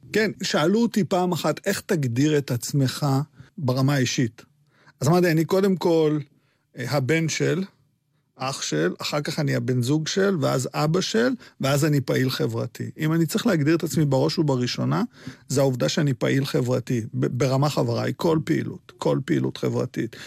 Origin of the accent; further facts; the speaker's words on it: Petah Tikva, Central District, Israel; Hebrew is a second language; also born or lived in Baghdad, Iraq / Netanya; אני גם גדלתי במקום אה, מאוד מאוד מאוד אה, מופרד, סגרגטיבי, פתח תקווה